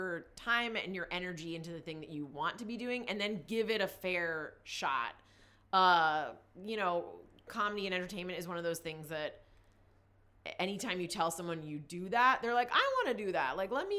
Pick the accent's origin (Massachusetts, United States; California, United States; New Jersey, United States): New Jersey, United States; now in Los Angeles, United States; I'm from New Jersey, like a very, very small town in New Jersey.